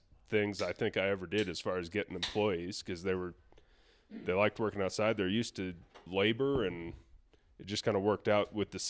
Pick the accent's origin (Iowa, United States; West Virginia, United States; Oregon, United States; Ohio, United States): Iowa, United States; So I grew up in Western Iowa on a cattle farm.